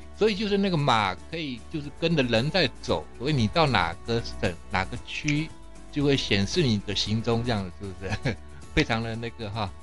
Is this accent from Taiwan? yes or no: yes; Taiwan; 像我们台湾人是比较，就比较不太清楚